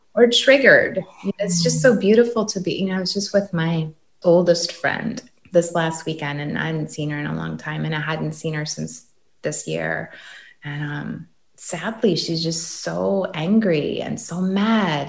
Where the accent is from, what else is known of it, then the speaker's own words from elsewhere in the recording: Green Bay, Wisconsin, United States; this was in Green Bay, Wisconsin.